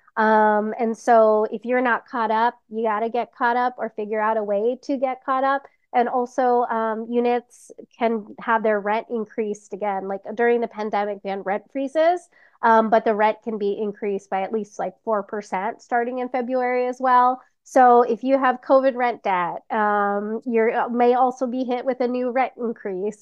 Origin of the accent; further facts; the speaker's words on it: Los Angeles, California, United States; I grew up humbly in Highland Park with my crazy, loud Filipino family.